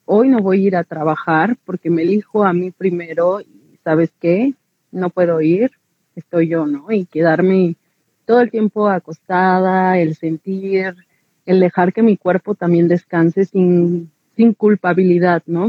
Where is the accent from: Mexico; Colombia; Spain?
Mexico; como mexicanas